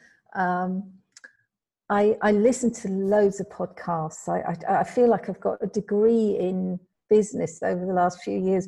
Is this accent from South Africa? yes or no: no; United Kingdom; moved away as an adult; now in Spain; Yes, so originally I'm from the UK. I was brought up in the UK.